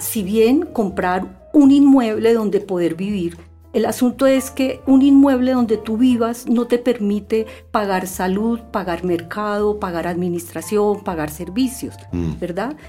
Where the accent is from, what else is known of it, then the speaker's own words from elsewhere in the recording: Bogotá, Colombia; la ciudad de Bogotá, que es mi terruño